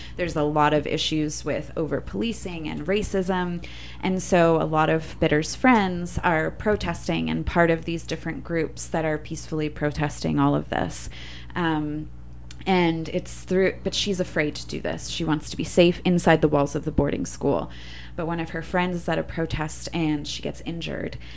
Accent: Orlando, Florida, United States; I also grew up in Orlando, Florida

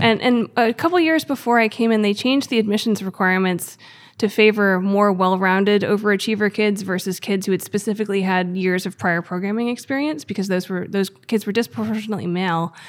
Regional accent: Gettysburg, Pennsylvania, United States; I grew up in Gettysburg, Pennsylvania.

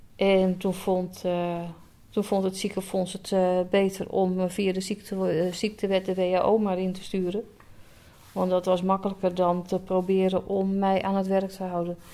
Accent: Alkmaar, North Holland, Netherlands; also born or lived in Enkhuizen / Schermerhorn; geboren en getogen in Alkmaar

